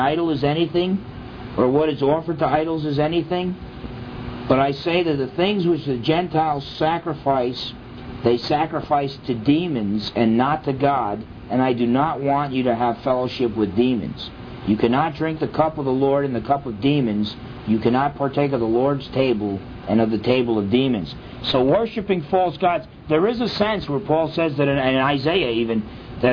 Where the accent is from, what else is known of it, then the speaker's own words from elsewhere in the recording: New Jersey, United States; when I was growing up in New Jersey